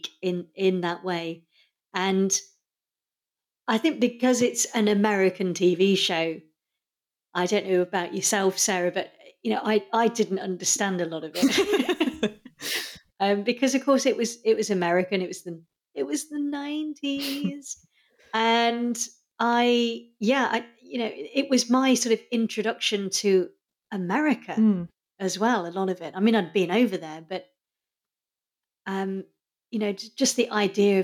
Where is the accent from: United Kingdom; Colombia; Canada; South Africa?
United Kingdom; England; I'm English.